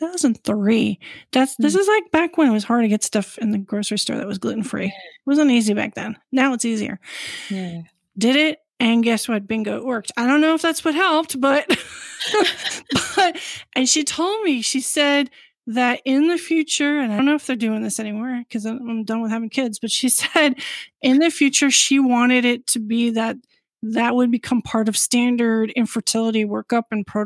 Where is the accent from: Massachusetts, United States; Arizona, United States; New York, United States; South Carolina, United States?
New York, United States; now in Washington, D.C., United States; I'm originally from New York